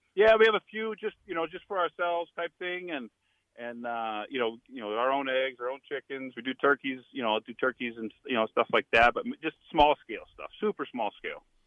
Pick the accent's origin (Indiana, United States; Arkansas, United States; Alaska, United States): Indiana, United States; moved away as an adult; also born or lived in Nebraska; I came from Indiana